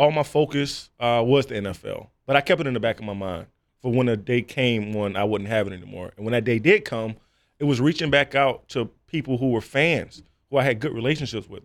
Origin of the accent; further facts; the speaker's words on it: South Florida, United States; growing up in South Florida